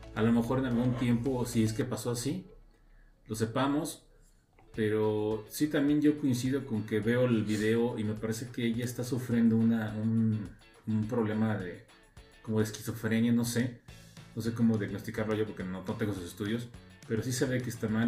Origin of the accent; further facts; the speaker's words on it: Mexico; en su momento llegué a ver las aventuras de Fly en México, ah. cuando pues, estaba más joven